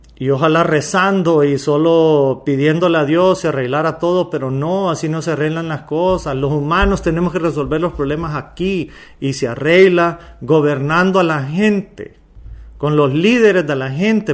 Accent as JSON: {"language": "Spanish", "country": "Honduras", "said": "Yo soy un hondureño más"}